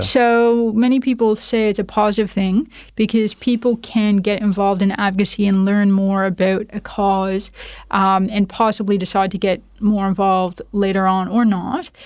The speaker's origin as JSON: {"language": "English", "town": "Toronto", "region": "Ontario", "country": "Canada", "tie": "born or raised there", "accent": "Canadian", "moved": "as an adult", "lives_now": "Perth, Australia", "said": "my accent is Canadian. So I was born and raised in Toronto, Canada."}